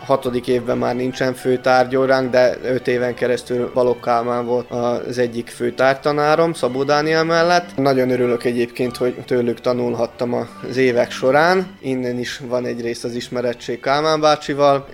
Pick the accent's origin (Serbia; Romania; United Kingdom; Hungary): Serbia; Bečej, Vojvodina